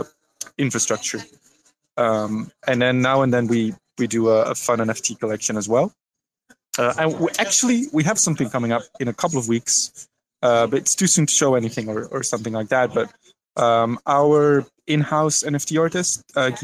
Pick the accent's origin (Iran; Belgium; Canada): Belgium; I'm from Belgium